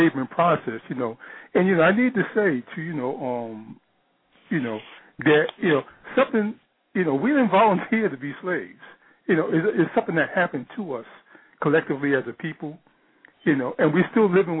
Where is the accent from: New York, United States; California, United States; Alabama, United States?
New York, United States; I'm from New York, born and raised in New York. Lived in New York for the majority of my life and still do. Currently, I reside in the Bronx.